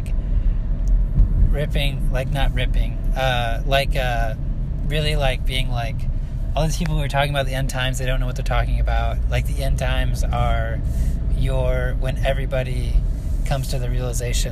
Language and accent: English; central Illinois, United States; I grew up in central Illinois